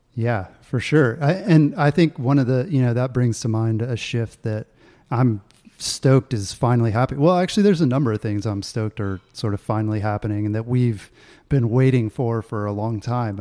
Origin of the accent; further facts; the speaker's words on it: Augusta, Georgia, United States; moved away as an adult; also born or lived in North Carolina / Colorado; growing up in Augusta, Georgia